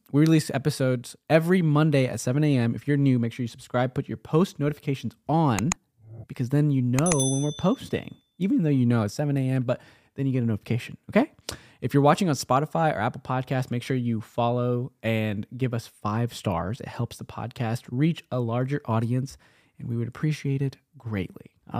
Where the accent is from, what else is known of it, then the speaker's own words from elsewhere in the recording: India; I'm Indian.